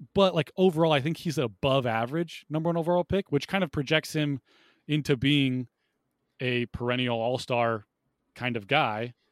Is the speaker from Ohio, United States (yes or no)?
yes; Ohio, United States; I grew up in Ohio